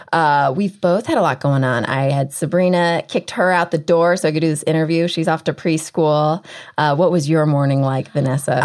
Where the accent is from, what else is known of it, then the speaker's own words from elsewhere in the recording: Texas, United States; I'm from Texas